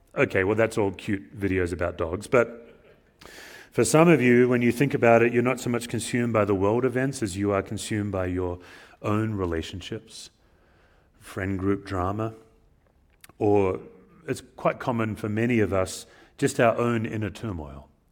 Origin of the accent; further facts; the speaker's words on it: Australia; moved away as an adult; as an immigrant, as an Australian